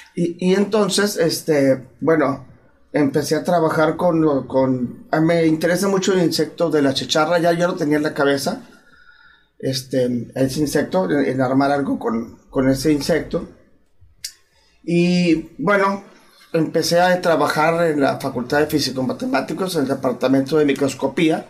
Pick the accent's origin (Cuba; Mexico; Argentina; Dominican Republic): Mexico; Chihuahua; now in Monterrey, Mexico; Nací en Chihuahua, pero prácticamente este, ya, eh, tengo muchos años viviendo en, Monterrey